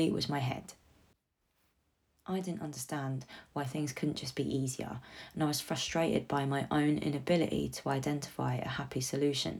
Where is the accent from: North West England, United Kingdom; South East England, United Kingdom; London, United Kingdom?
London, United Kingdom; I am a Londoner